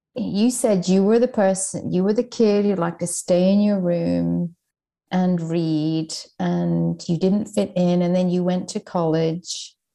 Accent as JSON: {"language": "English", "country": "Ireland", "tie": "born or raised there", "said": "I was raised in Ireland"}